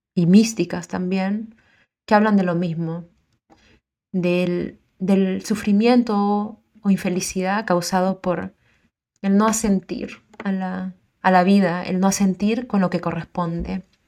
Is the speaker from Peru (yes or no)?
yes; Peru; also born or lived in South America; now in Auckland, New Zealand; Soy peruana